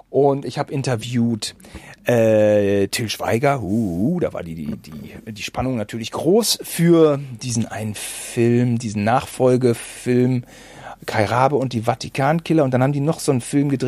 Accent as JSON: {"language": "German", "region": "North Rhine-Westphalia", "country": "Germany", "said": "wir kommen aus Bielefeld-Gütersloh. Wir hatten auch damals die Oetker-Entführung natürlich miterlebt und mit unserer Oma nachgespielt"}